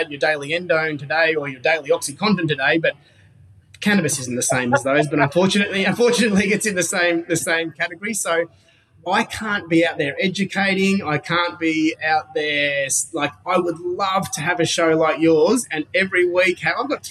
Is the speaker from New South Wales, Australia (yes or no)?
no; Gold Coast, Queensland, Australia; I grew up on the Gold Coast, which is, you know, a big surfing culture, on the beach, beautiful place